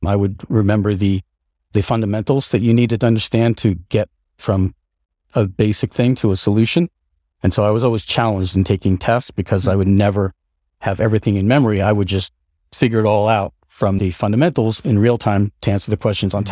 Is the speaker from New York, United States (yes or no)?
yes; upstate New York, United States; also born or lived in Seattle, Washington / Colden Common, England; at a relatively uh, young age, our family moved to uh, rural, like upstate New York. And that's where I, uh, my sister and I uh, grew up